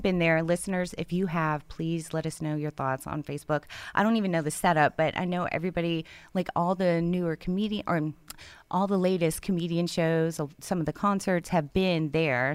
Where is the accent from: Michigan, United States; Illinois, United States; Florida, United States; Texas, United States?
Texas, United States; Houston; moved away as an adult; now in Conroe, United States; I'm from Houston.